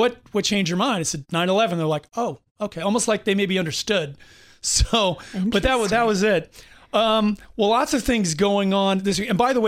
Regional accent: United States; as an American

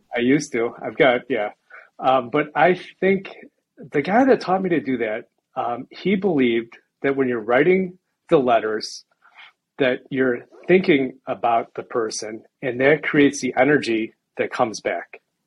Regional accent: Chicago, Illinois, United States; born or raised there; moved away as an adult; now in Boulder, United States

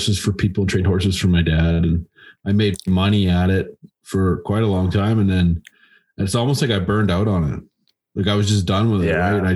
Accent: Alberta, Canada; I'm from Alberta

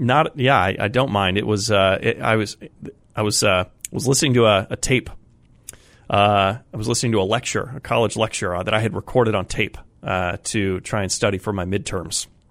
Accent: Colorado, United States; now in Massachusetts, United States; I grew up in Colorado

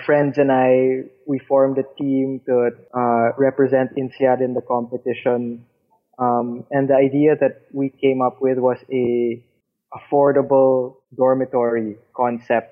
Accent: Philippines; I'm from the Philippines

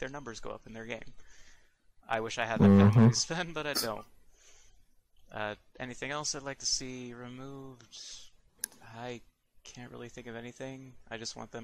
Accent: Tampa, Florida, United States; moved away; also born or lived in Orlando, Florida; Tampa, where I grew up, and Orlando, where I lived until I moved where I am now.

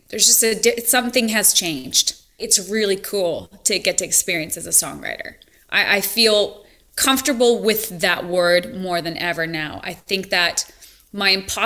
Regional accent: Montana, United States; moved away as an adult; also born or lived in California; growing up in Montana

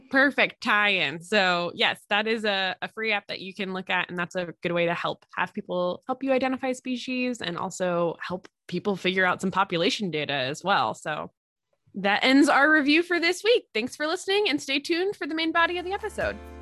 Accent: Pennsylvania, United States; I'm from Pennsylvania

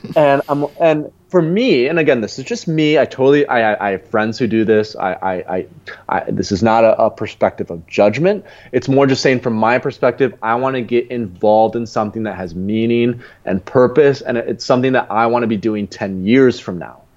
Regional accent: Grand Rapids, Michigan, United States; moved away as an adult; also born or lived in Lisbon; my real home, where I'm from Grand Rapids, Michigan

